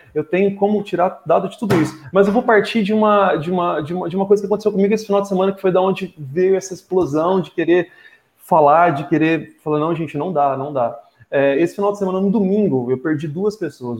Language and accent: Portuguese; Ribeirão Preto, São Paulo, Brazil; moved away as an adult; now in Ubatuba, Brazil; sou de Ribeirão Preto, mas estou em Batuba há mais de três anos, vim para morar